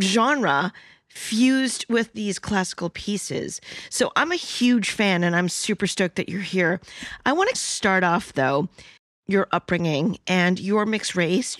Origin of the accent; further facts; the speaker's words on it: New York City, New York, United States; I'm Chinese and Cantonese, but I was born in New York City.